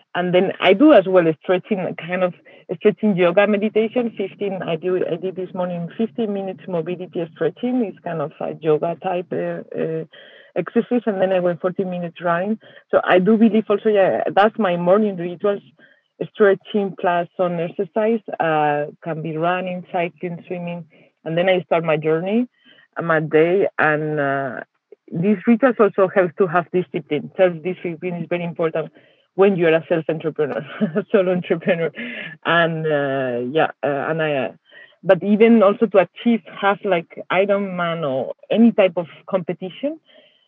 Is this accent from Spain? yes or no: yes; Spain; moved away as an adult; now in Switzerland; I'm originally from Spain, but I've been living and working in Switzerland for 9 years